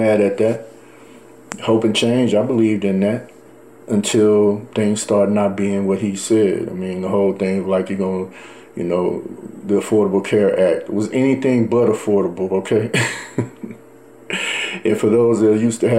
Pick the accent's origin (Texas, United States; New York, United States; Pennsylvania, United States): Texas, United States; Dallas; as a black man, you know, growing up in Dallas, Texas